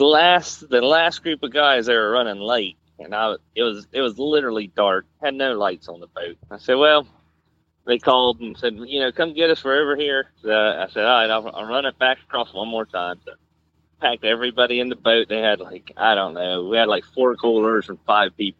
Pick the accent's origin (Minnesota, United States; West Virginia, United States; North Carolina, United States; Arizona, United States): North Carolina, United States; Wanchese; I grew up in Wanchese with boats and shrimping